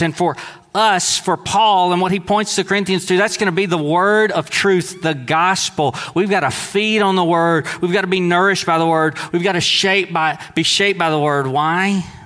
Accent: Deweyville, Texas, United States; in Deweyville, Texas, we might have welcomed the fisherman in, but we didn't welcome the tax guy in, right? Most of us didn't, that is, because most of us, we kind of thought of our mindset, our identity primarily as Southeast Texan

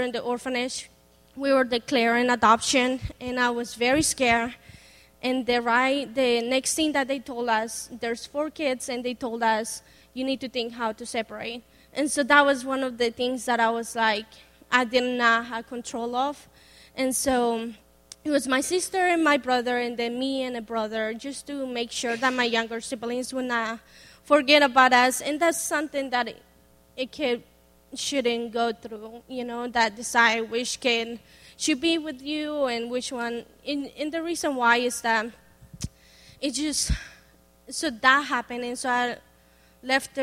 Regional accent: Bogota, Colombia; first language Spanish; English is a second language; moved away; So I'm from Colombia, Bogota. Obviously, they speak Spanish, so my first language is Spanish, and my second language is English. So I was born there.

